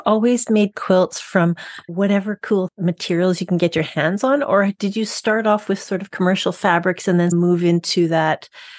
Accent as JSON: {"language": "English", "town": "Winnipeg", "region": "Manitoba", "country": "Canada", "tie": "born or raised there", "said": "Well, and I grew up in Winnipeg, Manitoba, Canada."}